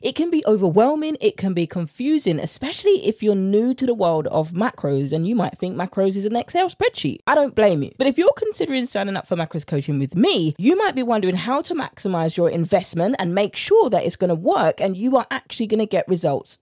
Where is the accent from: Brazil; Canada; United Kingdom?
United Kingdom; accent: British; my British accent